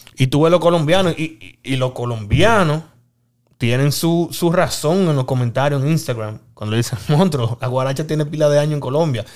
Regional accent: Dominican Republic; como dominicano

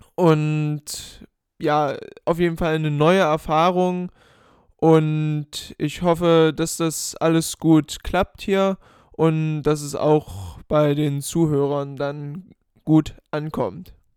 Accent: Germany; uns jetzt halt immer so als Deutsche

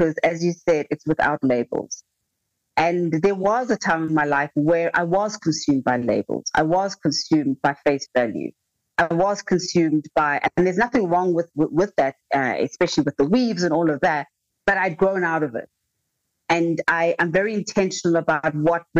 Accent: South Africa; as a South African

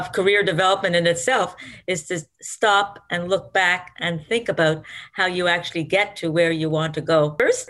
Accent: Montreal, Quebec, Canada; I was working in a lab at McGill University because I grew up in Montreal.

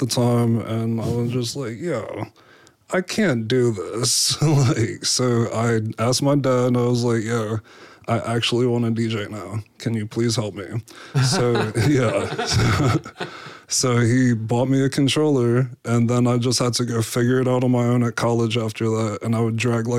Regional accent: New York City, New York, United States; also born or lived in Staten Island; now in Pittsburgh, United States; I'm from Canarsie, and then we ended up moving to Staten Island as well.

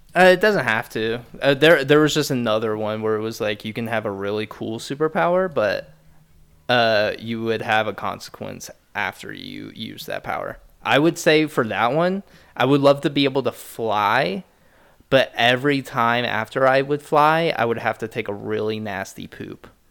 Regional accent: Midwest, United States; Growing up in the Midwest

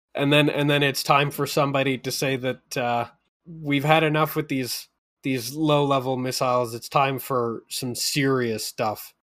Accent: Calgary, Alberta, Canada; being a really small kid growing up in Calgary at the time

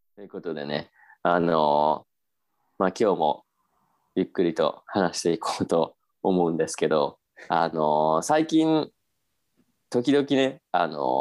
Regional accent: Japan; 私が日本人

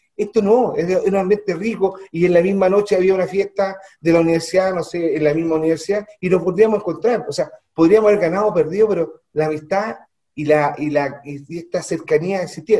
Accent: Santiago, Santiago Metropolitan Region, Chile; moved away as an adult; also born or lived in Calama / Copiapó; Yo soy de Santiago, mi familia es de Santiago, mi madre es de los Andes

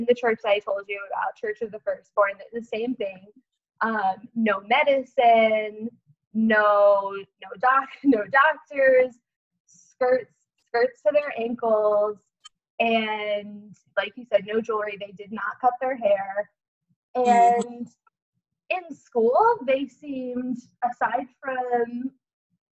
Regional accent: Oklahoma, United States; I grew up in Oklahoma, so I'm fairly, like, familiar with, like, Southern culture

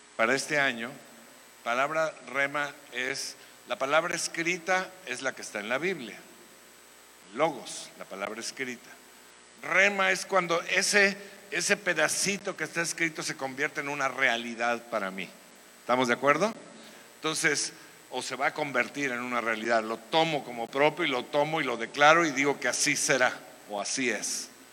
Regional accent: Veracruz, Mexico; now in Querétaro, Mexico; en mi tierra, o sea, en el Edén, o sea, Veracruz, pues cuando yo era niño solamente se jugaba béisbol

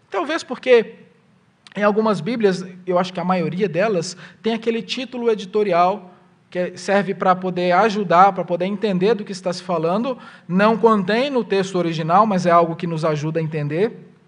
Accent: Minas Gerais, Brazil; A região que eu venho de Minas Gerais é uma região que tem muita as chamadas cerâmicas, onde se faz tijolos

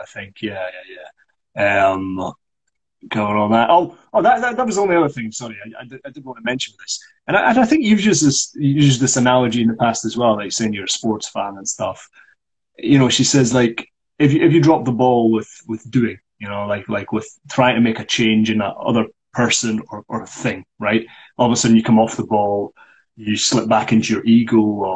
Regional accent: Scotland, United Kingdom; as a Scottish person.

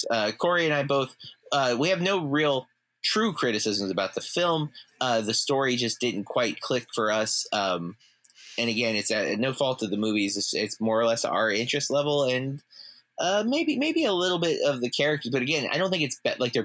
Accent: United States; Not only are we from Polk County

